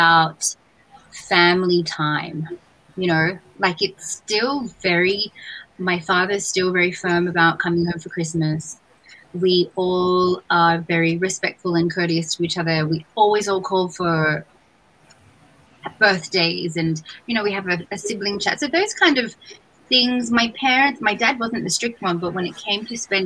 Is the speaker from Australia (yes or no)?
yes; Australia; moved away; I was born and raised in Australia.